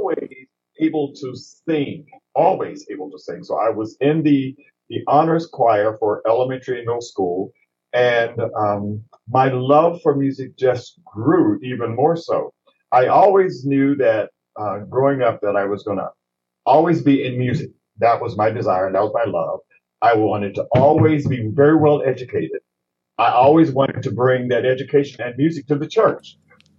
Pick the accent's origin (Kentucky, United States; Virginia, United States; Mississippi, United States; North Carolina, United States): Mississippi, United States; Jackson; moved away as an adult; now in Pittsburgh, United States; I'm a Southern transplant from Jackson, Mississippi